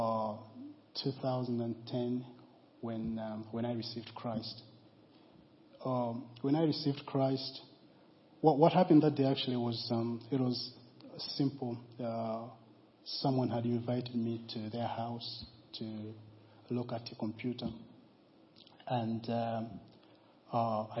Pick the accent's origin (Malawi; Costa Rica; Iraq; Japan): Malawi; now in Guernsey; I was born in Malawi